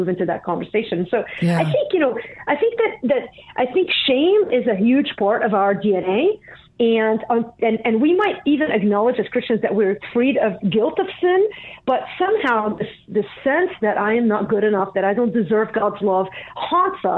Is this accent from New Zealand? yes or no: no; Lebanon; moved away; I grew up in Lebanon